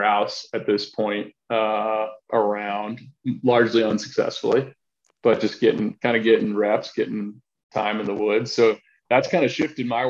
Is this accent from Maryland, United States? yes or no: yes; Maryland, United States; now in Idaho, United States; growing up in Maryland